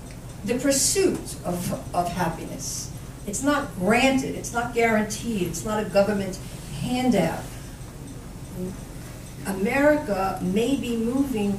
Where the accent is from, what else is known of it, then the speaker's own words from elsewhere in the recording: United States; As an American